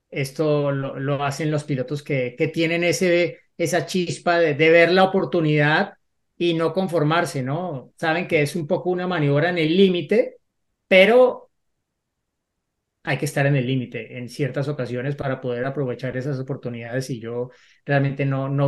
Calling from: Ecuador; soy de Ecuador.

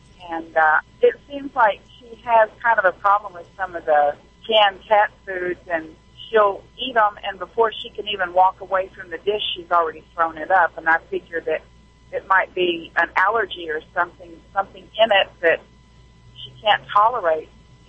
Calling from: Arkansas, United States; In Arkansas right now. I'm a truck driver.

